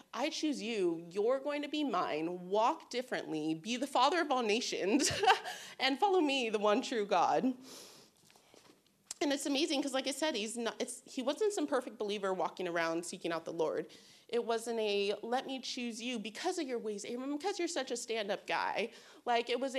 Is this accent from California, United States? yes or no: yes; Bay Area, California, United States; I'm from the Bay Area